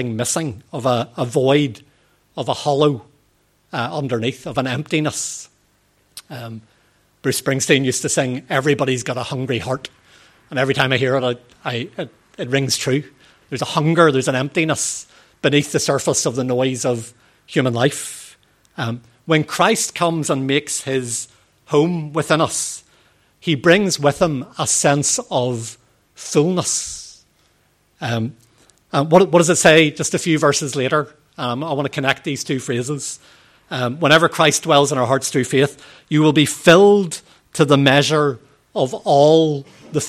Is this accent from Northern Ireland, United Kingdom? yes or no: yes; Northern Ireland, United Kingdom; In our proper way of speaking in Northern Ireland, we use stay for